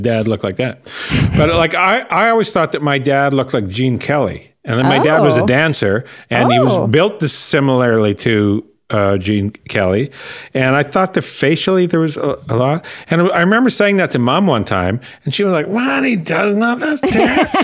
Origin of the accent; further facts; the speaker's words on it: near Prince Albert, Saskatchewan, Canada; Closest McDonald's to my hometown, Prince Albert